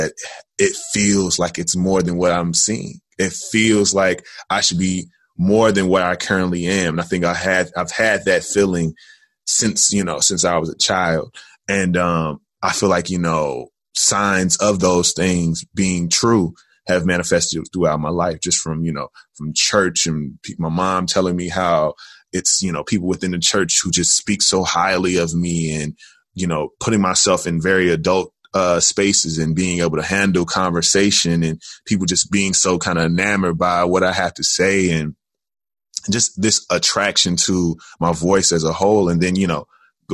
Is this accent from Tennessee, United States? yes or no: yes; Jackson, Tennessee, United States; also born or lived in Atlanta, Georgia; now in Chicago, United States; I am originally from Jackson, Tennessee